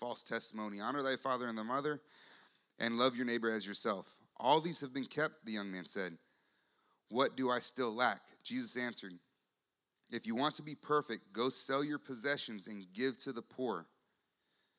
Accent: United States; also born or lived in San Antonio, Texas; I'm an American

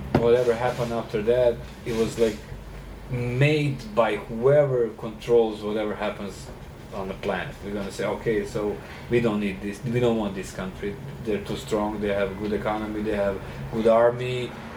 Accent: Serbia; moved away as an adult; also born or lived in South Carolina, United States; growing up in Serbia.

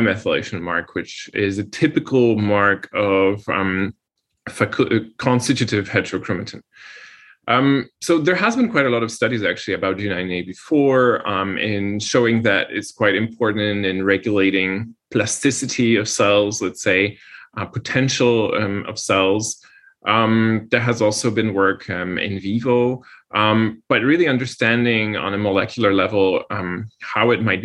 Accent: Poland; moved away; I come from Poland

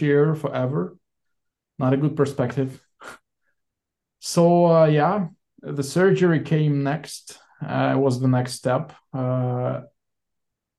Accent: Saint Petersburg, Russia; moved away as an adult; also born or lived in Sweden; now in Israel; Born and raised in St. Petersburg, Russia, back in 1988.

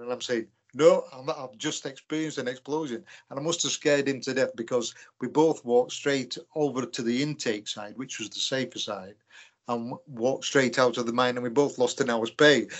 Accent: Leeds, Yorkshire and the Humber, United Kingdom; From Yorkshire.

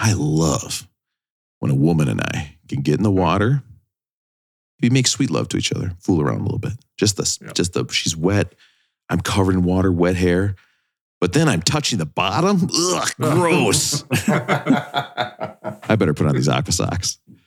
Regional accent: England, United Kingdom; Actually, I'm English.

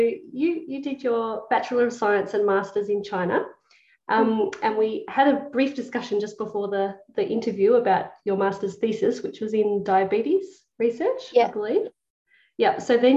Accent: Australia; moved away as an adult; also born or lived in United Kingdom; I was going from Australia to the UK.

